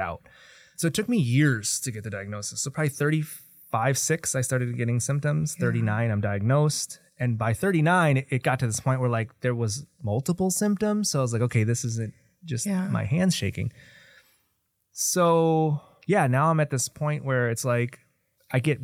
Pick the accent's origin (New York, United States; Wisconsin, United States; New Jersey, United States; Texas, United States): Wisconsin, United States; Kenosha; moved away as an adult; now in Milwaukee, United States; I was born and raised in Kenosha